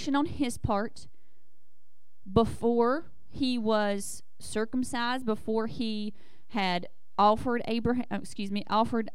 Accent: the South, United States; I grew up in the South

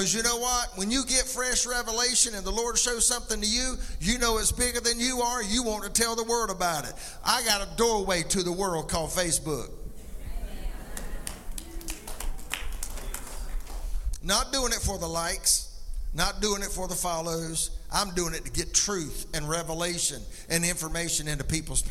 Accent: McCall, United States; also born or lived in Columbia; I grew up in McCall

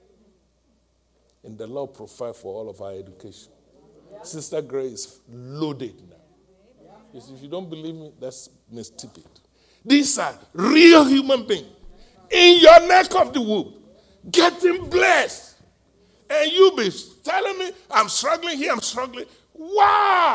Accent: Nigeria; moved away as an adult; I'm from Nigeria, West Africa

